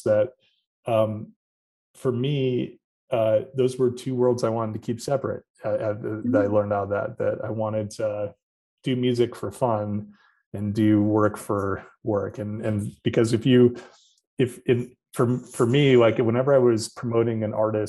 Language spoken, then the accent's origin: English; Orchard Park, New York, United States; also born or lived in Hamburg, New York / Buffalo, New York; I grew up here in Western New York in Orchard Park, and I'm a Hamburg guy now.